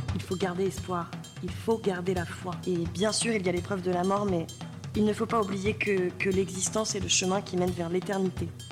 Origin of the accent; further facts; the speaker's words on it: Normandy, France; nous, comme on vient de Normandie